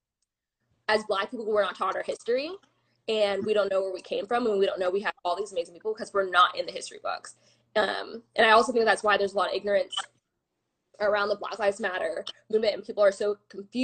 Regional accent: Claremont, California, United States; Claremont is a very sheltered place

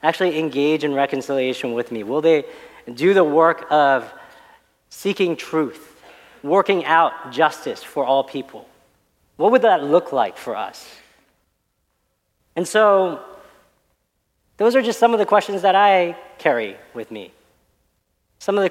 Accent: Dallas, Texas, United States; I grew up out in Dallas

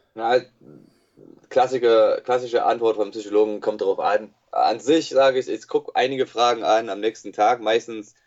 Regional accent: United States; German is a second language; moved away as an adult; also born or lived in Bonn / Cologne / Berlin / Leipzig; now in Jena, Germany; ich wurde eigentlich in den USA geboren und äh, erzogen worden. Ähm, bis 22. Bin dann halt nach Deutschland gekommen vor äh, elf Jahren.

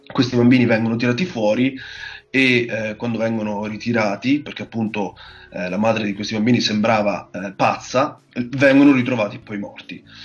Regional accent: Marche, Italy; moved away as an adult; now in Bologna, Italy; vengo dalle Marche, quindi sono un marchigiano doc

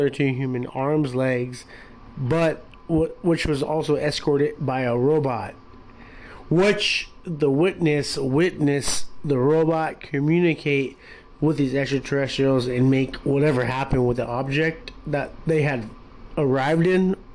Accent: Long Beach, California, United States; We're from California, Southern California, Long Beach, to be exact

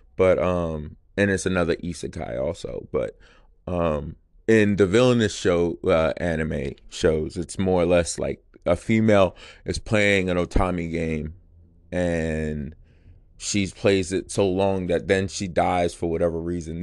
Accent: United States; I'm American

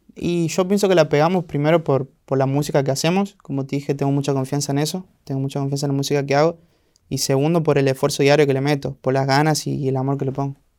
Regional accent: La Banda, Santiago del Estero, Argentina; moved away as an adult; now in Buenos Aires, Argentina; Yo vivía del lado de la banda, los bandeños nos dicen. Y ahí crecí, nací, me crié este, toda mi infancia

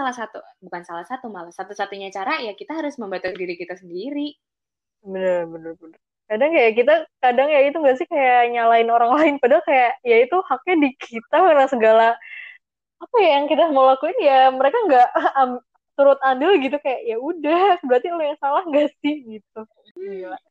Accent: South Tangerang, Banten, Indonesia; Walaupun sebenarnya kita anak Tangsel ya

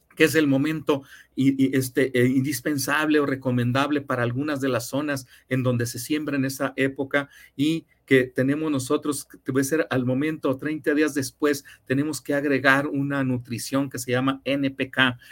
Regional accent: Mexico; como somos los mexicanos

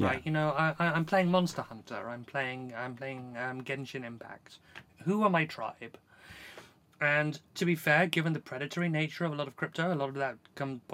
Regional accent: South Africa; I grew up in South Africa

